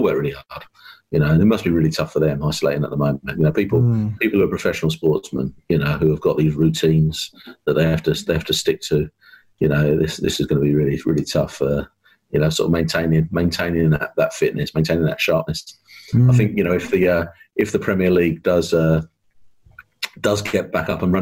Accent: Southend-on-Sea, East of England, United Kingdom; moved away as an adult; also born or lived in Yorkshire; I'm from Essex originally. So I was born down. I was born down in down in Southend. So sort of grew up there and then moved up to Yorkshire when I was at uni.

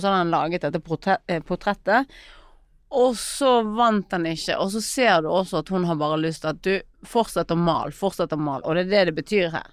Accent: Bergen, Vestland, Norway; jeg er født i Fyllingsdal

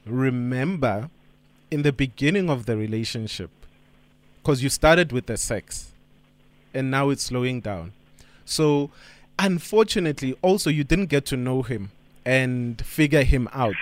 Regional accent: Johannesburg, Gauteng, South Africa; I'm from Joburg

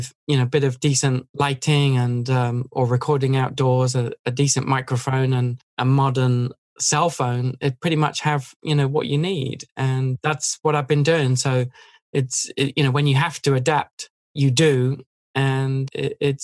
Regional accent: England, United Kingdom; moved away as an adult; now in United States; I moved away from England

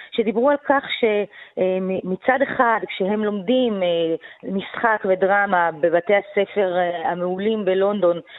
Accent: Tel Aviv, Tel Aviv District, Israel; אני האשכנזיה מתל

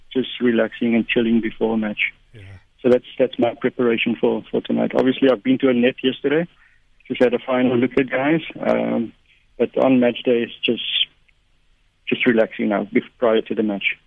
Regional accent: Port Elizabeth, Eastern Cape, South Africa; we grew up in Port Elizabeth.

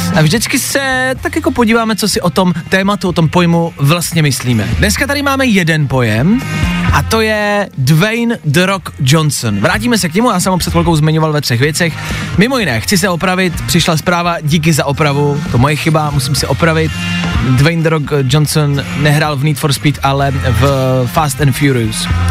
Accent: Plzeň, Plzeň Region, Czechia; u nás v Plzni

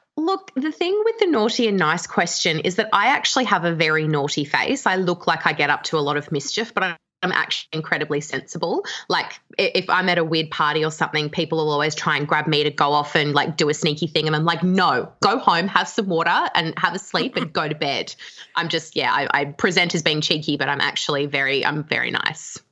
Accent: Canberra, Australian Capital Territory, Australia; now in Melbourne, Australia; I'm from Canberra and I live in Melbourne

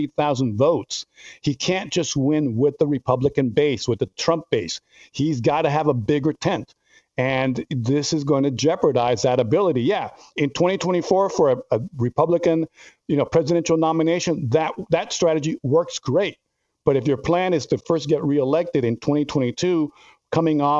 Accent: Miami, Florida, United States; also born or lived in Pembroke Pines; I grew up in Miami. I'm a 305 guy

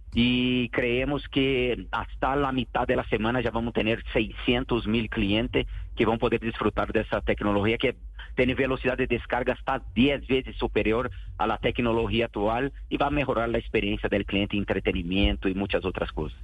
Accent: Brazil; moved away as an adult; now in Colombia; soy brasileño.

